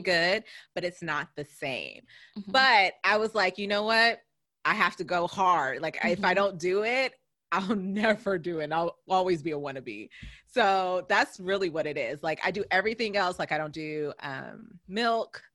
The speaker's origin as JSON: {"language": "English", "region": "California", "country": "United States", "tie": "born or raised there", "moved": "yes", "lives_now": "East Coast, United States", "said": "as I was growing up in California, you're always in the sun"}